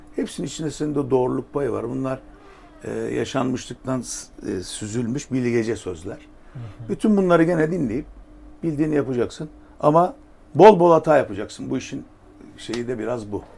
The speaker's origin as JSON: {"language": "Turkish", "region": "Adana", "country": "Turkey", "moved": "yes"}